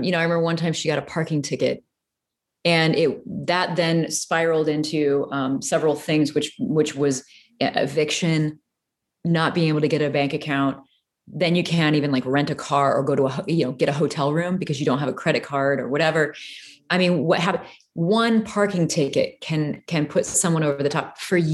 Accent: Peoria, Illinois, United States; I grew up in Peoria, Illinois

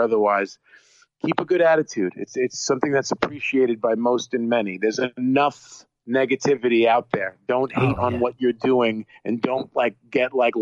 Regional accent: New York, United States; I'm a New Yorker

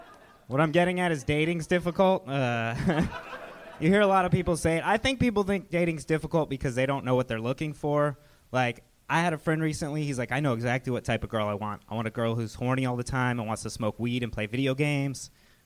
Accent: Agoura Hills, California, United States; also born or lived in Phoenix; now in Los Angeles, United States; I'm from Agoura Hills and then lived in Phoenix and now I'm back in LA.

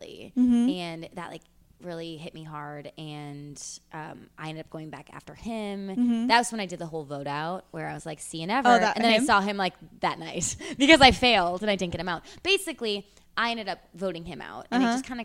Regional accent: Midwest, United States; I'm from the Midwest

